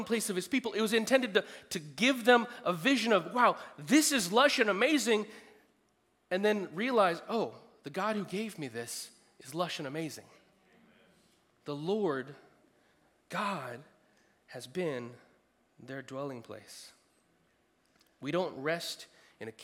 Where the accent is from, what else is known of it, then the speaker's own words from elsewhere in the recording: United States; being an American